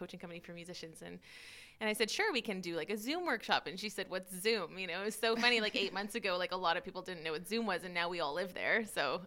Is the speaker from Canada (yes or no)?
yes; Canada; now in Maastricht, Netherlands; I am Canadian, classical pianist. I live in Maastricht here.